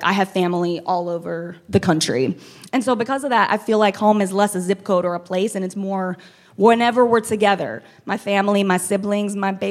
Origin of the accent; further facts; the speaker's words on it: Waxahachie, Texas, United States; also born or lived in Louisiana; I grew up in Texas. I was born in Louisiana. My dad's family is from Mexico. My mommy's from Ecuador. And somehow my family ended up in Waxahachie, Texas.